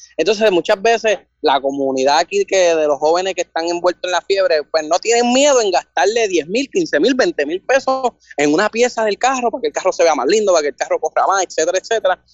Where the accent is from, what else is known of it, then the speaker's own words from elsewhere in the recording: Bayamón, Puerto Rico; 24 de Bayamón